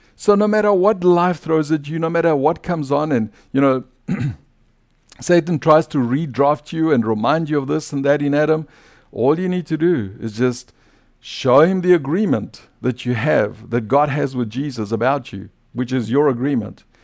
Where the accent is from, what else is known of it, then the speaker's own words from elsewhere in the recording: South Africa; accent: South African; now in United States; my old identity as a South African